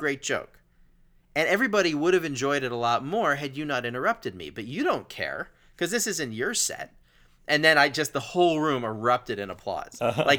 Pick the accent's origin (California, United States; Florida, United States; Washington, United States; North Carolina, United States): North Carolina, United States; Asheville; also born or lived in Los Angeles, United States; I'm from Asheville, North Carolina, and I told some joke that related to that.